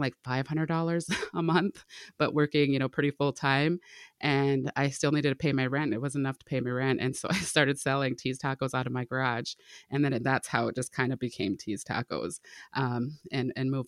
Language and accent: English; Grand Forks, North Dakota, United States; also born or lived in Turtle Mountain; But I grew up in Grand Forks, about an hour north of Fargo here.